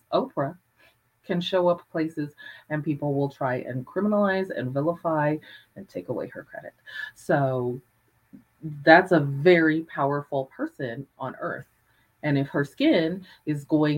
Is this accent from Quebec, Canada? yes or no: no; Calgary, Alberta, Canada; I was a Black person in Calgary in the 70s.